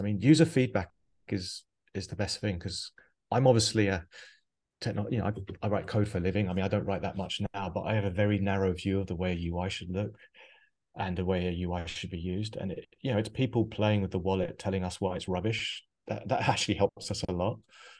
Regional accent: Biarritz, Nouvelle-Aquitaine, France; born there; I have a French mother. I mean, I think I told you my mum actually lives. I was born in Biarritz.

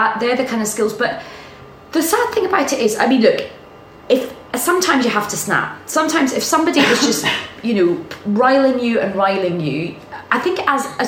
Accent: Scotland, United Kingdom; now in London, United Kingdom

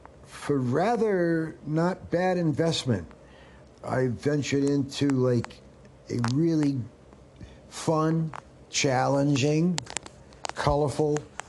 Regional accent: Canada; I'm Canadian French, and I'm proud to say it

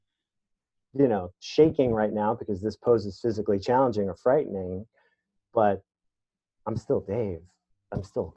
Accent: New York City, New York, United States; I was raised in the Bronx in the 70s and 80s

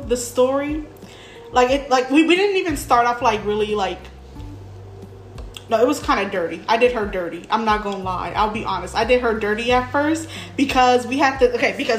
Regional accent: Inglewood, California, United States; moved away as an adult; now in Long Beach, United States; I'm 26. I'm from Inglewood, but I moved to Long Beach to live with her.

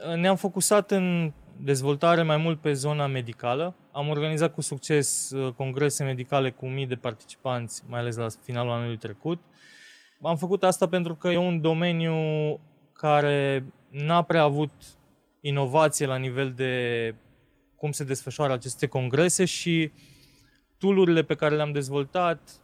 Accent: Transylvania, Romania; noi suntem ardeleni și vorbim încet.

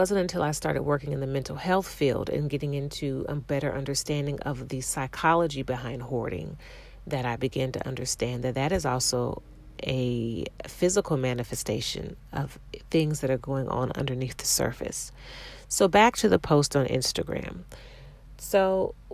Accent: Ohio, United States; I grew up in Ohio

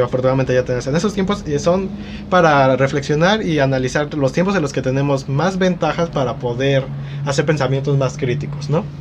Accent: Mexico; nosotros como mexicanos

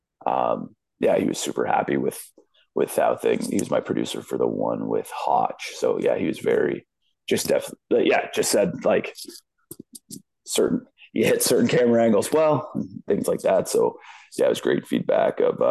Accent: London, Ontario, Canada; my hometown of London

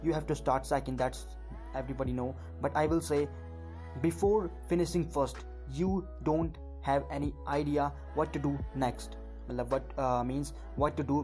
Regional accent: Uttarakhand, India; I am from Uttarakhand, India, and I am right now 18 years old

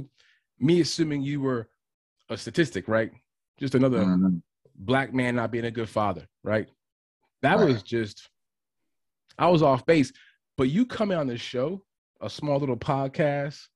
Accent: New York City, New York, United States; I'm from Bed-Stuy

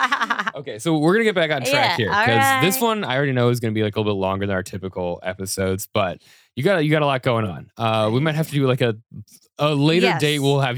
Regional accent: Colorado, United States; And I'm like, I'm from Colorado where all the berries are poisonous, right?

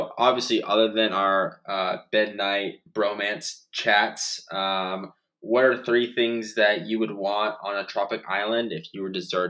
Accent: Phoenix, Arizona, United States; Growing up in Phoenix, Arizona

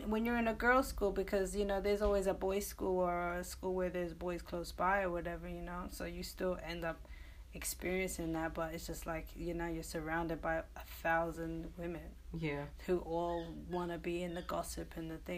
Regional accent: England, United Kingdom; Well, I mean, I grew up in England. I also went to an all girls school

